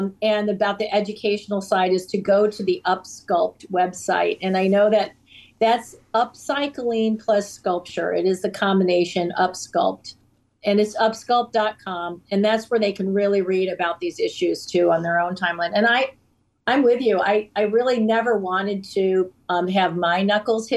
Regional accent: Cape Cod, Massachusetts, United States; My family, as I had mentioned, we grew up on the Cape

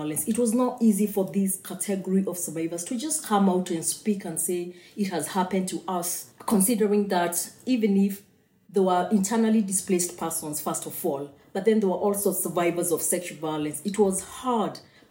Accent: Kenya; I'm Kenyan

